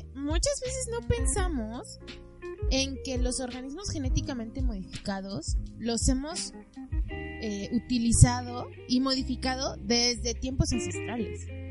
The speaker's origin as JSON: {"language": "Spanish", "country": "Mexico", "said": "yo sí me siento identificada como mexicana"}